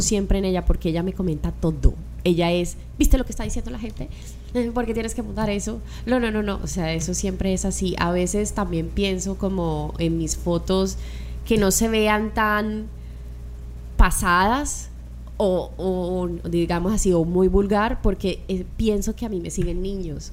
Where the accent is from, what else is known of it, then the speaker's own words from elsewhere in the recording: Colombia; now in Miami, United States; estoy con el corazón en Colombia y estoy con el cuerpo acá en Miami